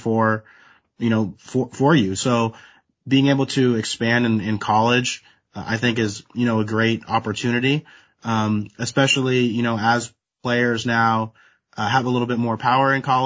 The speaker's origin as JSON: {"language": "English", "region": "West Coast", "country": "United States", "said": "I'm from the West Coast"}